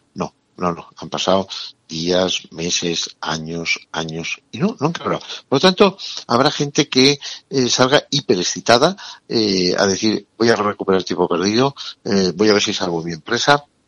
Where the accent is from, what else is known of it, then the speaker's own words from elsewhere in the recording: Navarre, Spain; tú y yo que somos de Navarra